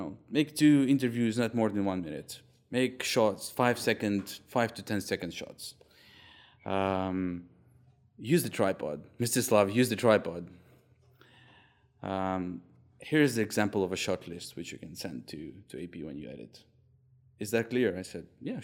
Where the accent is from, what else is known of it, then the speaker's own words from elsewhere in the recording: Kharkiv, Kharkiv Oblast, Ukraine; my hometown, Kharkiv